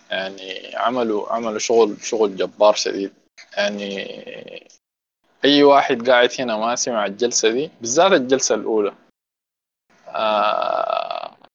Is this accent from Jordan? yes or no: no; Sudan; واحده من اسوا الحاجات اللي حتلاقيك عندنا احنا كسودانيين الفيدباك